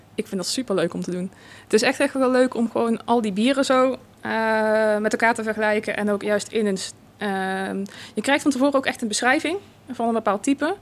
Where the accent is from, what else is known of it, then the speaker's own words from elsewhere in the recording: North Brabant, Netherlands; als Brabander, volgens mij kom je gewoon bijna standaard in de Efteling als kind zijn.